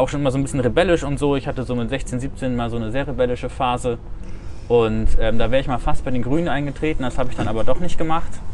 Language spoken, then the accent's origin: German; Diepholz, Lower Saxony, Germany; moved away as an adult; also born or lived in Wesel, North Rhine-Westphalia / Münsterland; now in Bremen, Germany; Geboren bin ich in Wesel in NRW. Ah. Wir haben früher eine Zeit lang im Münsterland gelebt, sind dann wieder äh, zurück in die Heimat meiner Mutter gezogen, äh, ins Bremer Umland. Hab dann da auch mein Abi gemacht in Diepholz